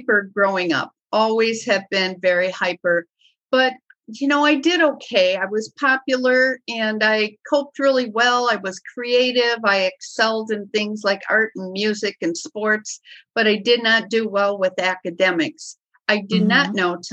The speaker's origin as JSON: {"language": "English", "region": "Wisconsin", "country": "United States", "said": "the alcohol is just what we do in Wisconsin. I mean, that is just, we are like one of the top states in the nation of overindulgence of alcohol. I mean, we drink."}